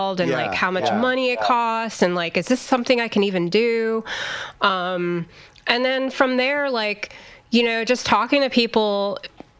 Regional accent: Pennsylvania, United States; also born or lived in Los Angeles; now in Virginia, United States; I'm from Pennsylvania

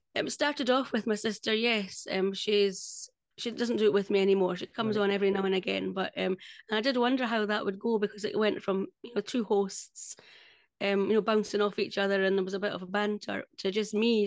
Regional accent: Scotland, United Kingdom; I'm Scottish

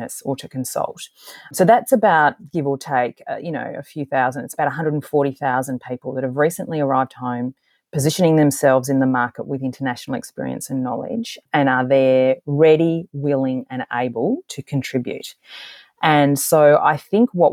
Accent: Australia

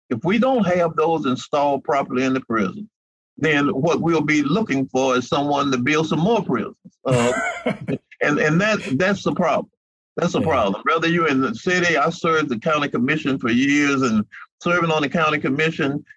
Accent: Mobile, Alabama, United States; ever since I've lived in Mobile and I was born in Mobile

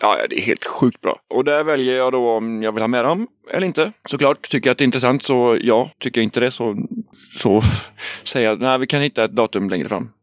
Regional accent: Trollhättan, Västra Götaland, Sweden; moved away; also born or lived in Gothenburg; Jag är uppvuxen i Trollhättan

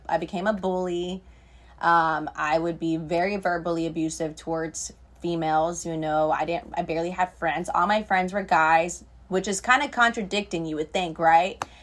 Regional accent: Treasure Coast, Florida, United States; I was raised in Florida with my grandma and my great-grandma, and I've been here my entire life, really

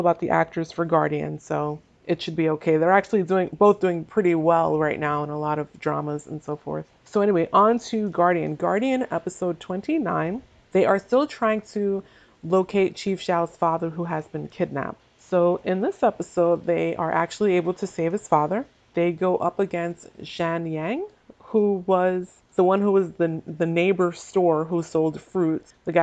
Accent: Northeast of the US, United States; I am from the Northeast of the US. We tend to talk fast here.

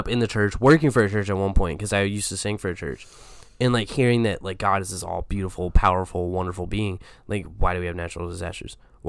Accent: the South, United States; Because growing up in the South in the church, yeah.

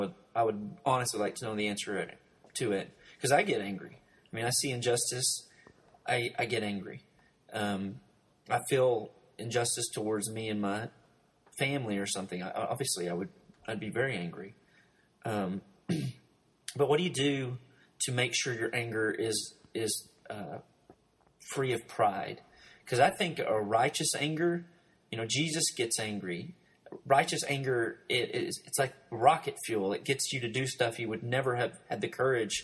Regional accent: Arkansas, United States; growing up beneath the poverty line in Arkansas

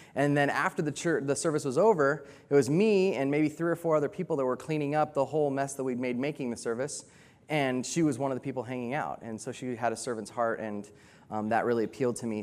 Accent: United States; moved away; I'm American, and I'm a cowboy

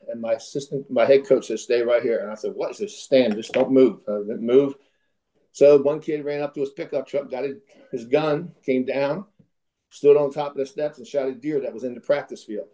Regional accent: Philadelphia, Pennsylvania, United States; also born or lived in West Virginia / Virginia; I'm from Philadelphia

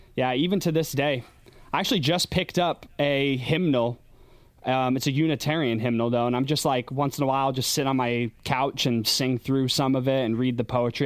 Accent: Schoharie, New York, United States; I grew up in Schoharie, upstate New York.

